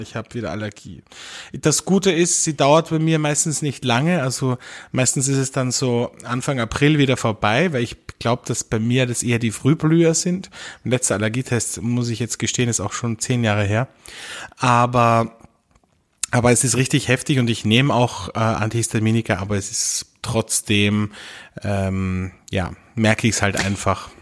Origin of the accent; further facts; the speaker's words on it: Austria; bei uns in Österreich